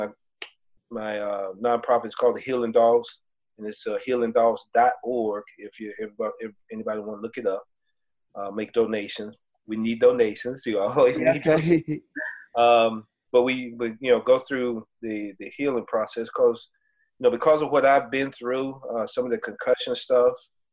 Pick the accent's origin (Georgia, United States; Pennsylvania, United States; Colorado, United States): Georgia, United States; I'm from Georgia as well. I'm not the school Georgia. I'm from the state of Georgia.